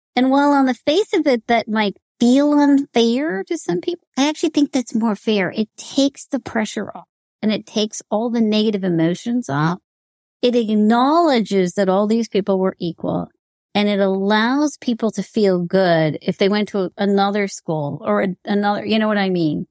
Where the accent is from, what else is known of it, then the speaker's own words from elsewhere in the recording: United States; me being Indian American